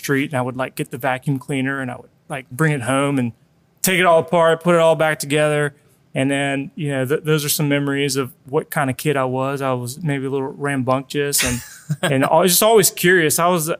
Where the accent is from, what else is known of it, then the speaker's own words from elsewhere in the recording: Colombia; now in United States; because whenever we came from Colombia, it was during the 80s, so it was a big recession.